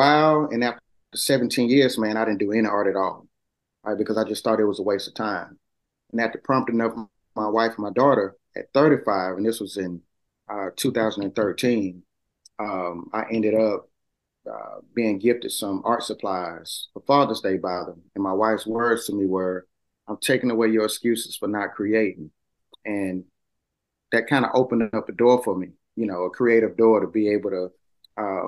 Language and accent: English; Mobile, Alabama, United States; moved away as an adult; now in Montgomery, United States; I'm from Mobile, Alabama. Grew up doing art all of my life